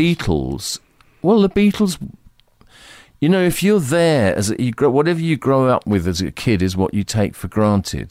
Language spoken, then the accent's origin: English; United Kingdom; the environment was Britain in the early and mid nineteen fifties